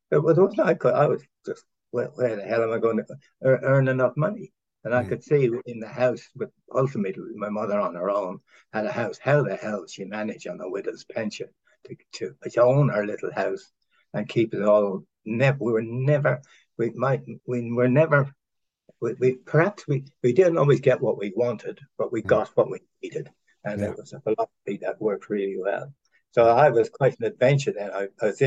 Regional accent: Ireland; now in Auckland, New Zealand; I'm Irish. I was born in Ireland.

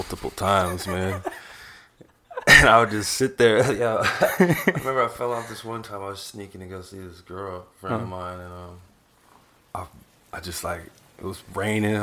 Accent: Austin, Texas, United States; growing up in Austin, I went to that Austin High School down there

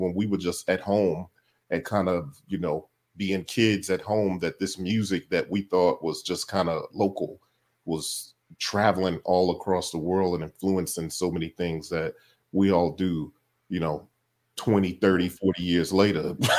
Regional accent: Chicago, Illinois, United States; I'm from Chicago. I feel like I say that a lot, but it's okay. That's hometown.

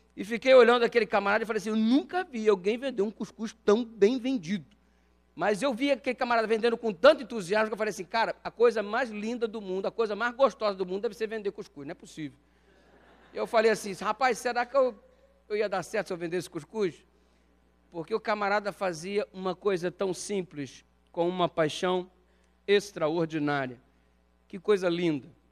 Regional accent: Rio de Janeiro, Brazil; eu cresci aqui no Rio de Janeiro.

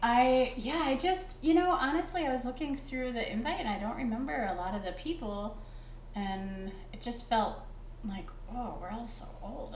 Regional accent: Chicago, Illinois, United States; I'm from Chicago or the States

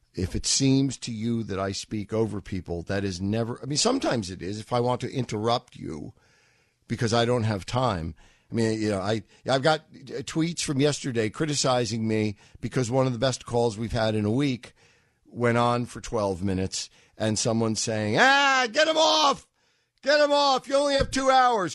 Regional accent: New York City, New York, United States; When I was a twenty-year-old growing up in Manhattan

